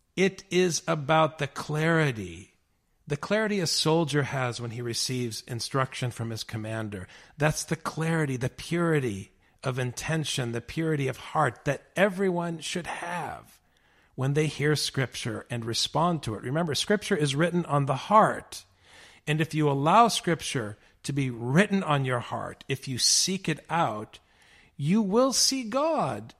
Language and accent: English; United States; my American brothers and sisters as an American